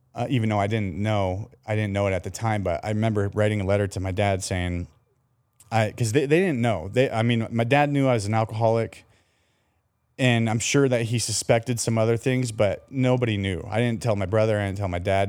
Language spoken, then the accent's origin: English; Colorado, United States; now in San Diego, United States; i was raised in Colorado